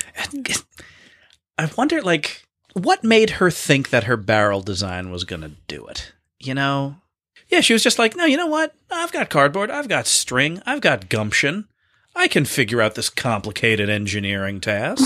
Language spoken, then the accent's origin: English; Boston, Massachusetts, United States; we are Bostonians from the Greater Boston Area